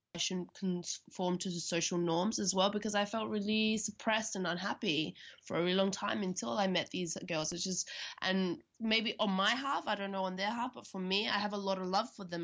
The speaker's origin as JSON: {"language": "English", "country": "Australia", "moved": "yes", "lives_now": "Berlin, Germany", "said": "I'm from Australia"}